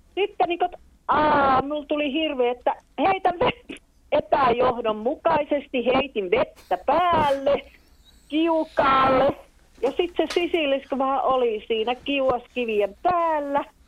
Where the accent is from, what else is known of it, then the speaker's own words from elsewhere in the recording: South Karelia, Finland; also born or lived in Taipalsaari; Meillä Etelä-Karjalassa tehdään vastoja.